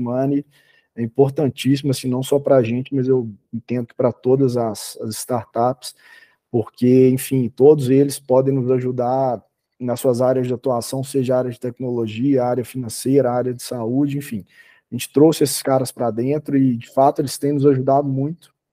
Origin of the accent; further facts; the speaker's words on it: Belo Horizonte, Minas Gerais, Brazil; Eu sou sou de Belo Horizonte